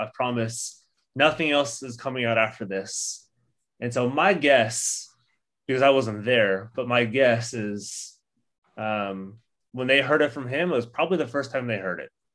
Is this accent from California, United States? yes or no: yes; Orange County, California, United States; growing up in Orange County, which was megachurch capital of the world for a long time